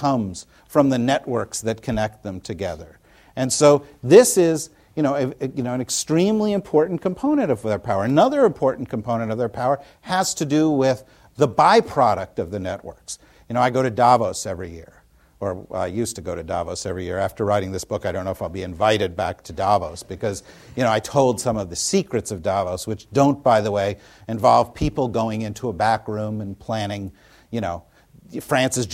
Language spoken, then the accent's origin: English; New Jersey, United States; when Tina and I were growing up in New Jersey